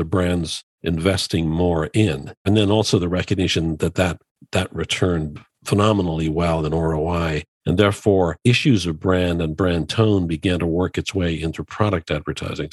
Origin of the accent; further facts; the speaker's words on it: Ireland; I grew up in Ireland